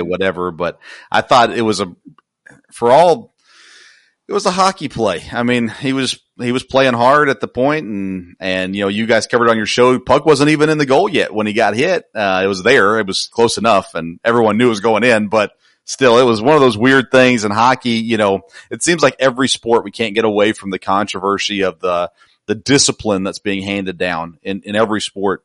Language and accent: English; Nashville, Tennessee, United States; I grew up near Nashville, Tennessee